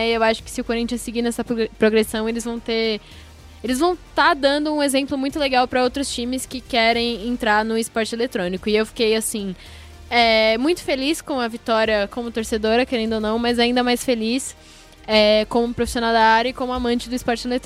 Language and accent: Portuguese; São Paulo, Brazil; como corintiana, né, querendo ou não, e como é, nascida e crescida na Zona Leste